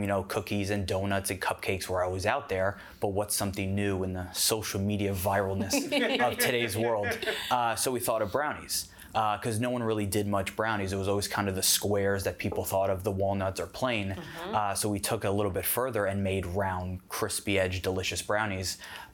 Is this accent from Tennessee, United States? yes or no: no; South Florida, United States; moved away as an adult; also born or lived in Orlando, Florida / Jacksonville, Florida; I'm originally from South Florida